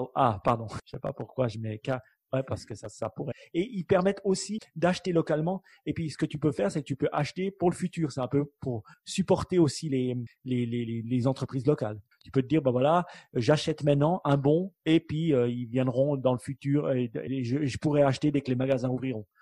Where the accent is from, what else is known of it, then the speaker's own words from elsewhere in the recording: Switzerland; en tant que bon Suisse